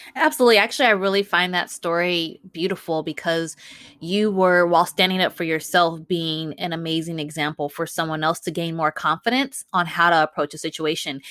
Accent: Chicago, Illinois, United States; now in Los Angeles, United States; And I live in Los Angeles, and I'm from Chicago

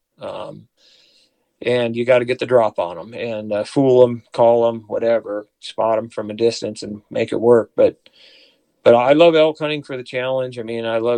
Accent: South Dakota, United States; moved away as an adult; now in Colorado, United States; I grew up in the Dakotas

